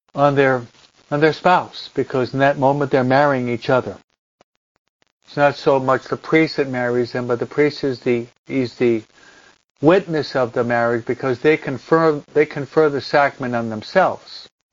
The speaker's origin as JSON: {"language": "English", "country": "United States", "tie": "born or raised there", "also_born_or_lived": "New Jersey / Philadelphia / Rome", "moved": "as an adult", "said": "When I was brought up and raised in New York and New Jersey in the in the 60s, the early 70s"}